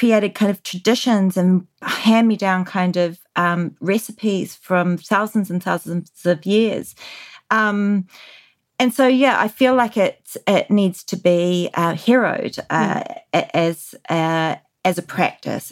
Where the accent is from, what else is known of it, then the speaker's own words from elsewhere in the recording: New Zealand; growing up in New Zealand in the 80s